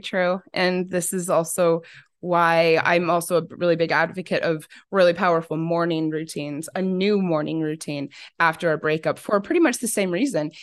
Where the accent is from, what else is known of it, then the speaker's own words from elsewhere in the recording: Arizona, United States; growing up in Arizona